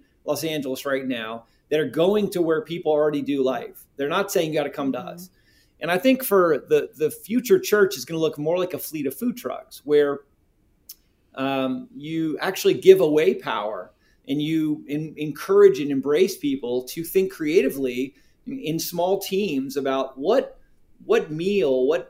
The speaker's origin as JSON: {"language": "English", "country": "South Korea", "said": "That's part of my heritage. I'm from Korea and Korean spicy wings is a delicacy."}